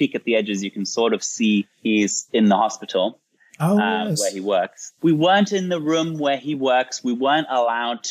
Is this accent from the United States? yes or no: no; England, United Kingdom; I grew up in England